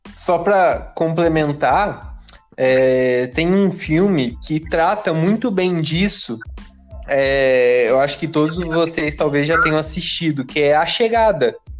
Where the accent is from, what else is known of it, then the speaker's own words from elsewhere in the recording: Brazil; nós, como brasileiros